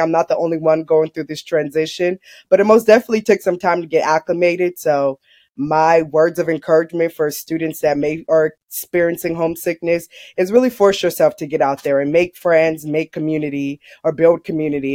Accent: Long Beach, California, United States; now in Merced, United States; I'm from Long Beach, California

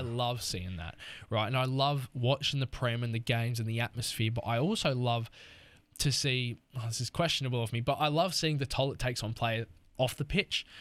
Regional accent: Australia; as an Australian

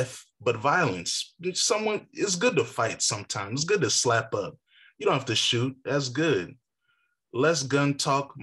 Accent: Virginia, United States; I'm from Virginia

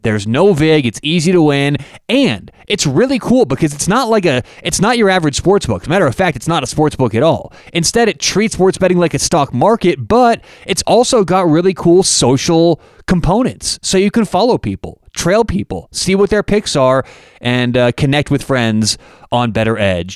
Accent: Denver, Colorado, United States; I'm from Denver.

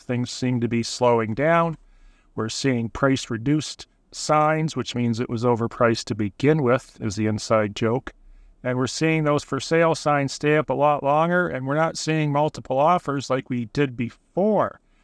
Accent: Burlington, Ontario, Canada; moved away as an adult; also born or lived in Hamilton, Ontario / Stoney Creek, Ontario / Prince Edward Island; now in Charlottetown, Canada; Born in Burlington, lived in Hamilton, Stony Creek, and number of other areas in the province

